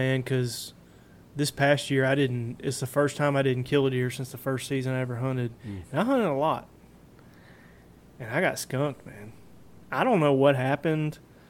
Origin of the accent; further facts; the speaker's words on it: Tennessee, United States; I'm born and raised in Tennessee, man. I'm not really used to that kind of cold.